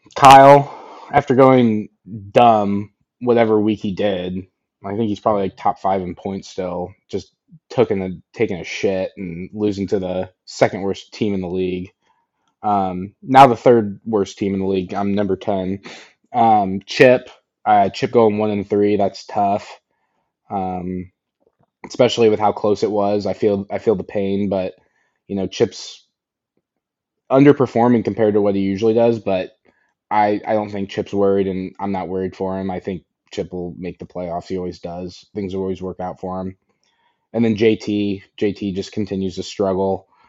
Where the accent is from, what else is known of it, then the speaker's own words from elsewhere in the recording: Indiana, United States; I'm from Indiana.